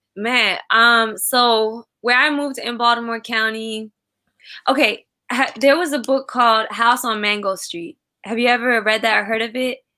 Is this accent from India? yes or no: yes; Kolkata, West Bengal, India; now in United States; i'm east bengali american so uh, i'm from well it's actually called west bengal um okay. so i was born in, in kolkata